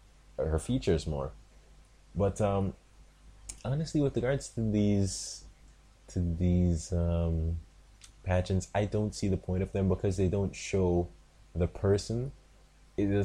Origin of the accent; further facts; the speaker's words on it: Jamaica; Like, I am a Jamaican. I live in Jamaica